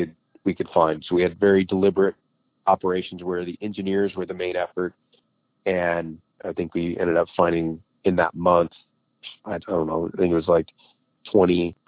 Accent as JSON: {"language": "English", "region": "Idaho", "country": "United States", "tie": "born or raised there", "said": "Cause both my wife and I grew up in Idaho."}